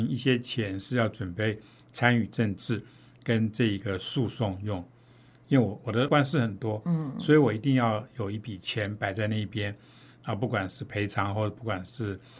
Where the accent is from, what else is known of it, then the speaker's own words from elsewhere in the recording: Taiwan; 呃，我作为一个台湾人这么多年，我从来。没有看到一个像柯文哲这样子的一种政客，